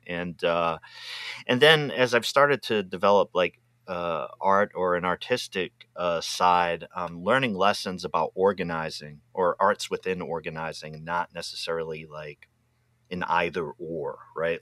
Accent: Pawtucket, Rhode Island, United States; moved away; also born or lived in Massachusetts; I'm originally from Pawtucket, Rhode Island

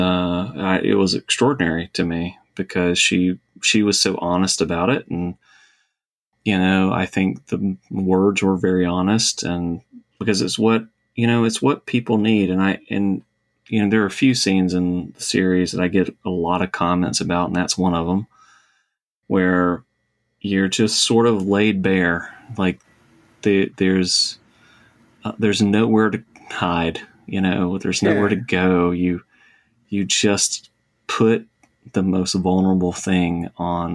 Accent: Savannah, Georgia, United States; I'm from Savannah, live in Savannah

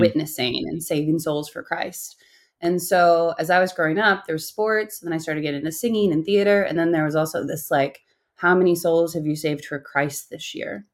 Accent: Pennsylvania, United States; moved away as an adult; also born or lived in France / New York / California; I grew up in Pennsylvania, middle of nowhere, Pennsylvania.

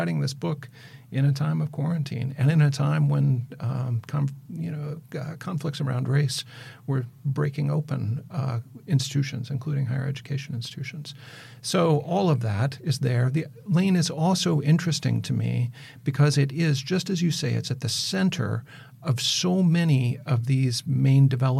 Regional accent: Mississippi watershed, Midwest, United States; I grew up in the Mississippi watershed

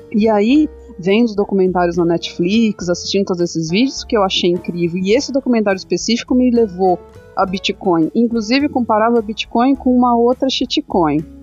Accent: São Paulo, Brazil; eu sou paulista, sou da capital de São Paulo, vim das bordas, das periferias, né? É, nunca morei na favela, mas eu sei toda a aflição que as pessoas passam na periferia. Sempre morei em periferia

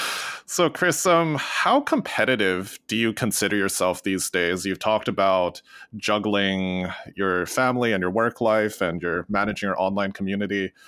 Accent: Western Canada, Canada; growing up in Western Canada

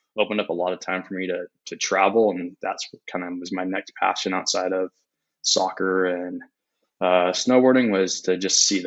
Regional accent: Spokane, Washington, United States; also born or lived in Eugene, Oregon; live in Spokane, basically born and raised in Spokane.

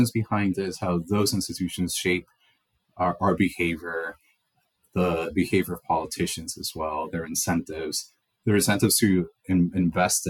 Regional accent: El Salvador; moved away; also born or lived in Connecticut / New York; I was born and raised in El Salvador

